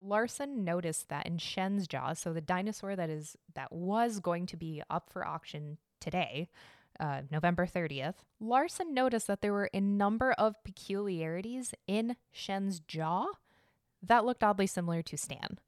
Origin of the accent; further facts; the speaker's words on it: Arizona, United States; now in Chicago, United States; I was born in Arizona, so I'm used to the sun